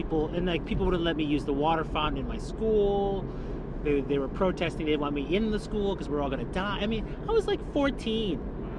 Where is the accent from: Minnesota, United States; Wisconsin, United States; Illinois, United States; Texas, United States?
Illinois, United States; Wood Dale; moved away; also born or lived in Bensenville, Illinois; In Illinois, near O'Hare Airport, Bensonville, Wooddale.